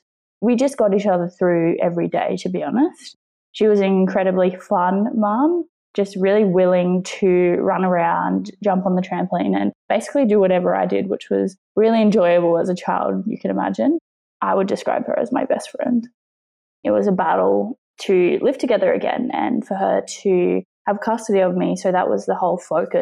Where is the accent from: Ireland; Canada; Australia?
Australia; I am 24 years old and I am from Australia